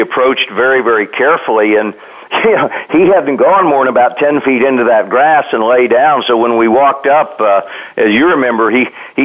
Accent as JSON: {"language": "English", "region": "Kansas", "country": "United States", "tie": "born or raised there", "said": "when I was a kid growing up in Kansas"}